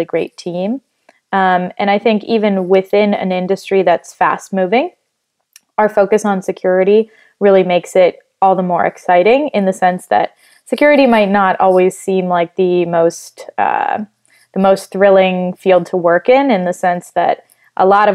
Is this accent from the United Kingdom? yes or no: no; Italy; now in United States; I grew up in Italy, moved to the U.S. afterwards